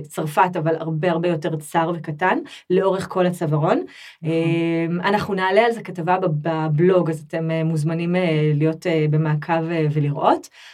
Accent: Israel; accent: Israeli; now in France; אני כזאת ישראלית באיך שאני

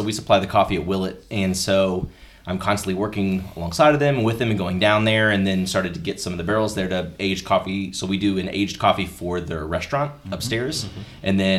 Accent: Louisville, Kentucky, United States; moved away as an adult; also born or lived in Cincinnati, Ohio / Dallas, Texas; I'm from Louisville, was in Cincinnati area for about 11 years. We did some job hopping stuff, so I was down in Dallas for a while, relocated back to Louisville.

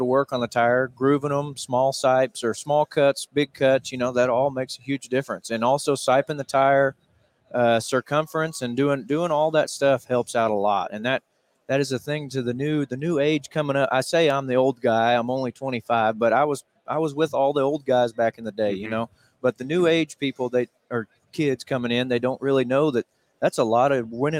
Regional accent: Harrison, Arkansas, United States; We're from Harrison, Arkansas

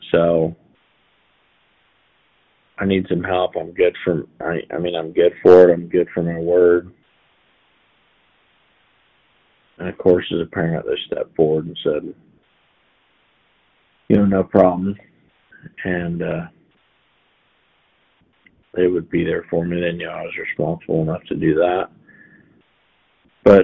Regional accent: Haven, Kansas, United States; also born or lived in Alden, Kansas; I was from Haven, Kansas

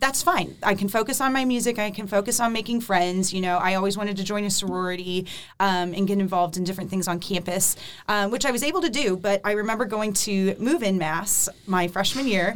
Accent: Akron, Ohio, United States; moved away as an adult; now in Nashville, United States; my hometown is. Akron, which is close to Cleveland.

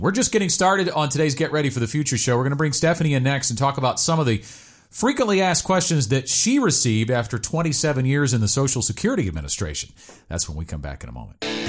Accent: Arkansas, United States; I grew up in Arkansas

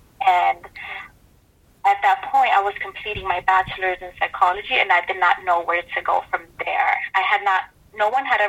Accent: Dominican Republic; born there; also born or lived in New York City, United States; And for me, I was born in the Dominican Republic, but I did not realize until I moved to North Carolina that a lot of people had this perception that all Latinos were either Mexican.

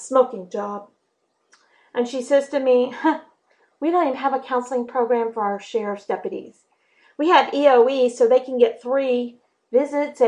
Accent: the South, United States; I grew up in the South. I live in the South. I am as Southern as they come

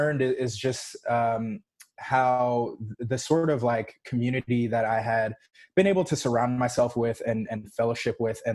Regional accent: Roswell, Georgia, United States; also born or lived in Los Angeles, California / New York; now in Atlanta, United States; when I was about 10 or so, we moved, to good old Roswell, Georgia. and I was there, did middle school and high school in Roswell, and then have been like actually ITP ever since.

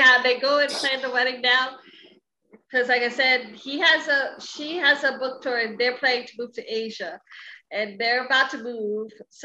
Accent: Hawaii, United States; I'm from Hawaii

